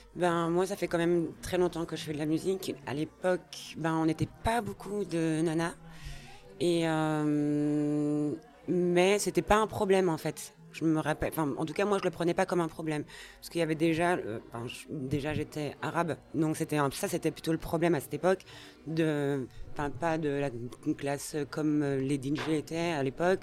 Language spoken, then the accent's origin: French; Brussels, Brussels-Capital Region, Belgium; je suis née à Bruxelles